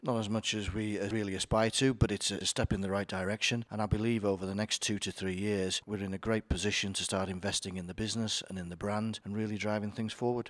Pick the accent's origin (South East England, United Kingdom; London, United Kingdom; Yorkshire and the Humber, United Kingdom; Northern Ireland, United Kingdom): Yorkshire and the Humber, United Kingdom; I am from Yorkshire, so I obviously know all the greatness of Yorkshire.